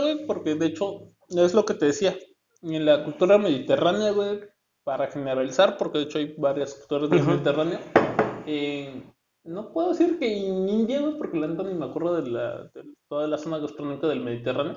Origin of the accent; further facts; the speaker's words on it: Oaxaca, Mexico; now in Tijuana, Mexico; soy de Oaxaca y tenemos el poderosísimo quesillo.